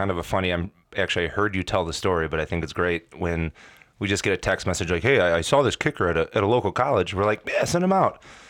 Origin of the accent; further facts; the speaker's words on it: Hoffman Estates, Illinois, United States; We walked a similar path coming up as kids, suburban kids, right? I came from Hoffman.